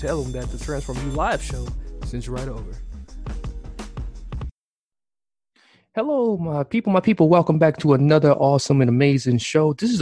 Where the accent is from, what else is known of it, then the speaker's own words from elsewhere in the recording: Milwaukee, Wisconsin, United States; right here in my hometown